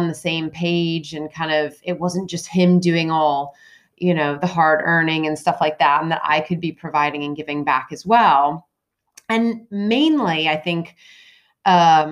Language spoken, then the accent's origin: English; United States; moved away as an adult; now in United Kingdom; I grew up in the States. I've moved to the UK when I fell in love, of course, with the British man after I went to college.